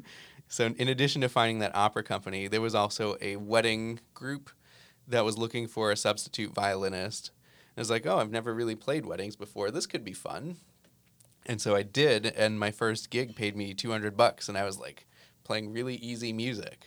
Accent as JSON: {"language": "English", "region": "New Jersey", "country": "United States", "tie": "born or raised there", "moved": "yes", "said": "I grew up in New Jersey"}